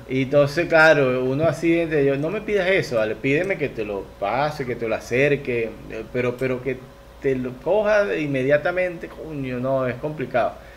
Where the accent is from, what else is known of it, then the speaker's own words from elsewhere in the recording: Venezuela; now in Ecuador; somos venezolanos